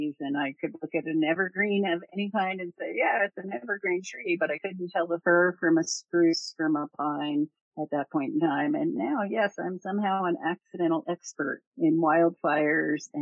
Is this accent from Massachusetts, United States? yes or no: no; Barnegat Bay, New Jersey, United States; moved away as an adult; also born or lived in Colorado; I grew up in New Jersey on Barnegat Bay.